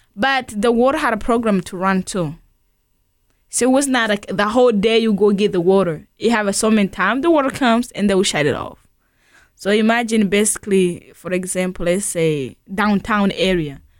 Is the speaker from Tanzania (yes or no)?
yes; Tanzania; also born or lived in Burundi; now in St. Louis, United States; growing up in Tanzania